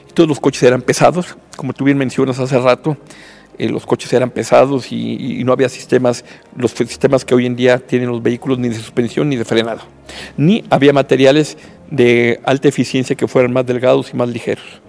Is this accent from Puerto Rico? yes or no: no; Mexico; como mexicano